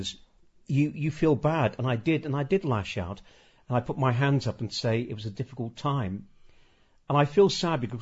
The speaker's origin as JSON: {"language": "English", "town": "Birkenhead", "region": "North West England", "country": "United Kingdom", "tie": "born or raised there", "said": "I grew up in Rock Ferry"}